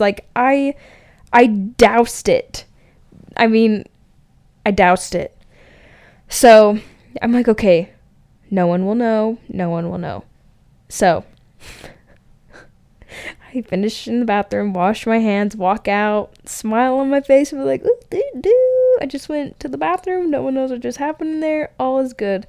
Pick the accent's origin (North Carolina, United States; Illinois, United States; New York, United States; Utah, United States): Utah, United States; Wellsville; also born or lived in Layton, Utah; I was from Utah.